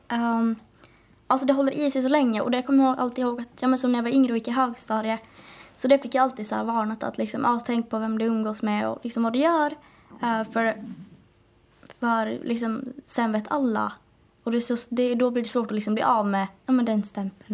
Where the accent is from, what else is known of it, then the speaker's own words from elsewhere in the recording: Åland Islands; accent: Åland Swedish; Jag är verkligen ålänning